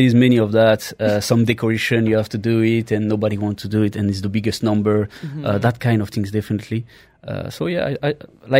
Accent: a small village near Paris, Île-de-France, France; English is a second language; moved away; I grew up in a small village, not too far to Paris

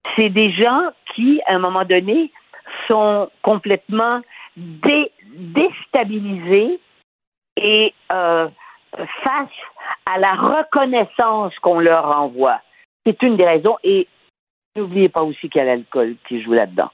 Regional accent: Canada; j'étais du Canada

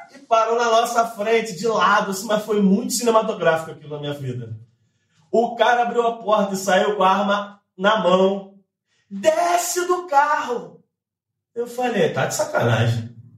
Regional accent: São Gonçalo, Rio de Janeiro, Brazil; Eu nem sou daqui, sou do Rio, tô voltando pro Rio agora. Na verdade, sou de São Gonçalo

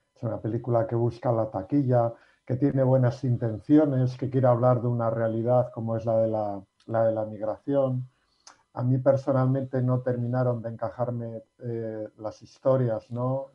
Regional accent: Basque Country, Spain; los que somos vascos

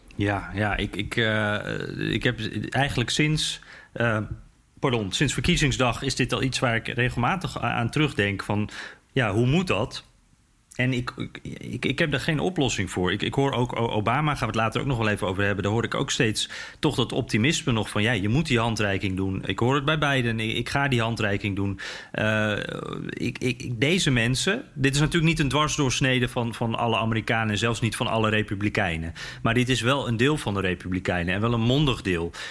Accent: Netherlands

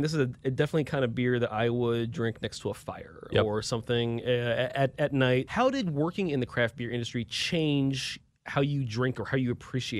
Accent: Milwaukee, Wisconsin, United States; I'm from Milwaukee, Wisconsin. Beer's in my blood, right?

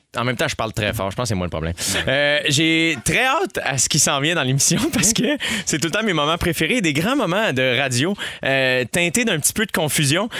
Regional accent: Saint-Constant, Quebec, Canada; also born or lived in Montreal; J'ai grandi, je suis né à Saint-Constant en banlieue mm. jusqu'à l'âge de 12 ans. Ensuite de ça, de 12 à 22 en campagne

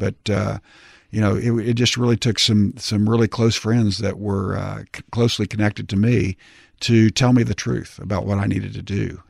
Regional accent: Tulsa, Oklahoma, United States; in Tulsa, my hometown

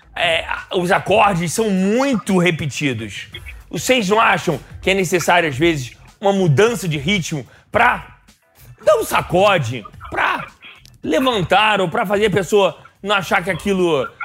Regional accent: Rio de Janeiro, Brazil; Eu sou carioca

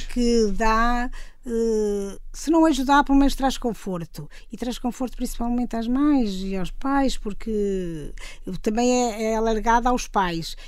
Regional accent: Mondim de Basto, Norte, Portugal; now in São Mamede de Infesta, Portugal; sou transmontana

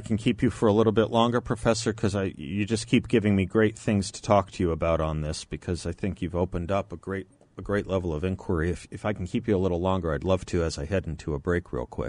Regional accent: Phoenix, Arizona, United States; I grew up in Phoenix, which does not have a large, and certainly back then did not have a large African-American population.

